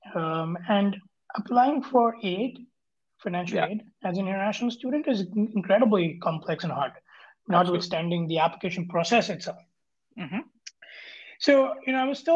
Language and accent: English; Kolkata, West Bengal, India; moved away as an adult; also born or lived in Singapore; I grew up in India, in a city called Kolkata, which is in the eastern part of India